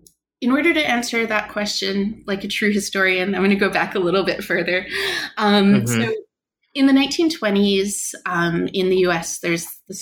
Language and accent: English; Canada; So I am Canadian. I did my undergraduate degree in Canada